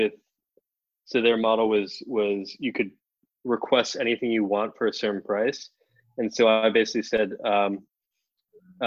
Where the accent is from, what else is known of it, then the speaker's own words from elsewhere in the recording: Atherton, California, United States; moved away as an adult; also born or lived in Kansas City; I grew up close to you in Atherton, California.